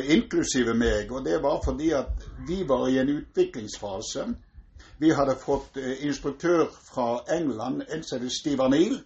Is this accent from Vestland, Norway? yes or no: no; Egersund, Rogaland, Norway; now in Bergen, Norway; jeg kommer fra Egersund opprinnelig